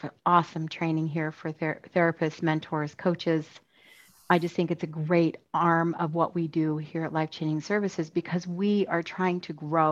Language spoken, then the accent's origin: English; the East, United States; moved away as an adult; also born or lived in Utah; now in Kentucky, United States; I actually didn't grow up in the West. I grew up in the East, so I'm happy to move here